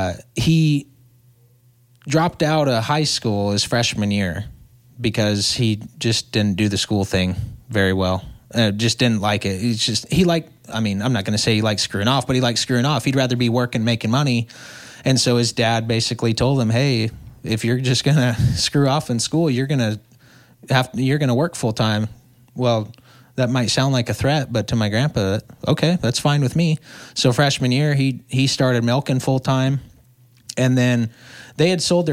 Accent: Los Angeles, California, United States; Imagine growing up in South LA in the 60s, 50s and 60s, where you've got Hollywood just up the street and everybody wasn't so woke then.

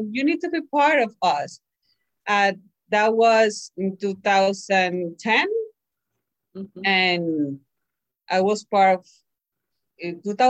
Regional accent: Puerto Rico; English is a second language; moved away as an adult; also born or lived in Miami; now in Memphis, United States; I am from Puerto Rico, and my husband, we moved Puerto Rico to Miami, and Miami here.

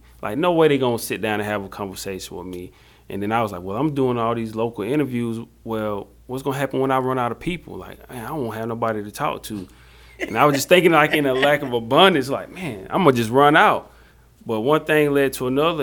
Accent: Jonesville, United States; I'm from Jonesville, little Jonesville.

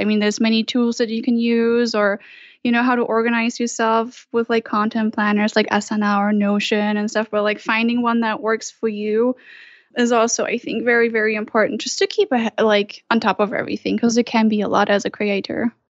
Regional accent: Germany; moved away as an adult; now in Utah, United States; I'm originally from Germany

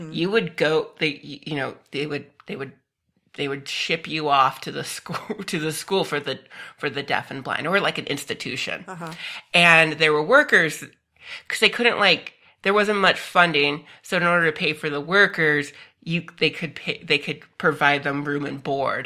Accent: Phoenix, Arizona, United States; also born or lived in Tucson, Arizona; I was born and raised in the Phoenix area

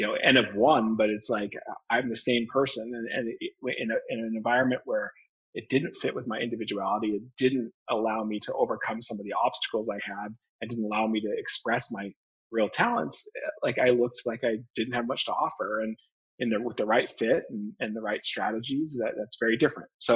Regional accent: just outside of Salt Lake City, rural Utah, United States; moved away as an adult; now in Massachusetts, United States; I grew up in just outside of Salt Lake City

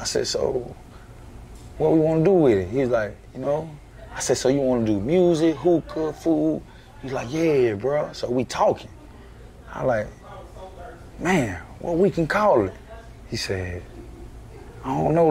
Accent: United States; I'm originally from Happy Hill

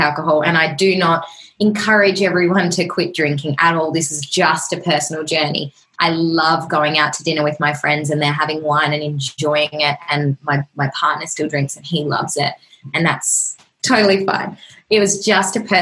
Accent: Australia; it's just the normal thing to do in Australia. Like, we just drink every weekend. We just love to get drunk and it's our culture

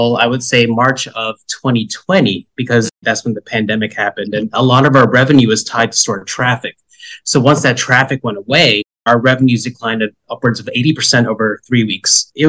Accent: New Jersey, United States; also born or lived in Philippines; I was born in the Philippines and raised in the exotic land of New Jersey

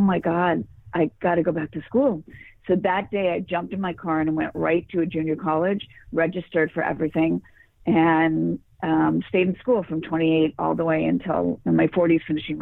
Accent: Los Angeles, California, United States; I grew up in Los Angeles

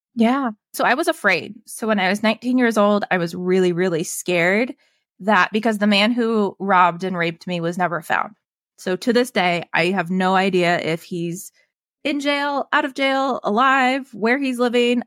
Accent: Evergreen, Colorado, United States; I grew up in Evergreen

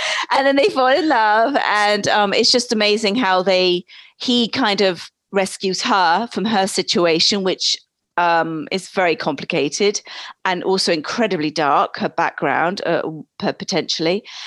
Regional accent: England, United Kingdom; accent: British; also born or lived in East Coast, United States; now in United States; I was originally born in England

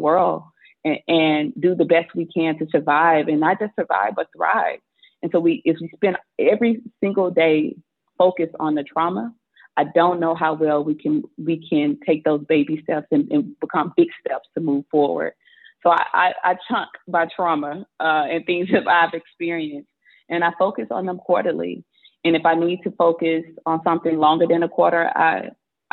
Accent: Mississippi, United States; I grew up in Mississippi

